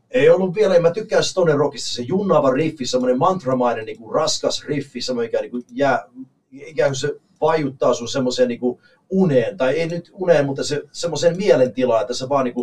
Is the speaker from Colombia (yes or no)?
no; Canada; moved away as an adult; now in Finland; Kanadassa nimittäin, missä mä oon kotoisin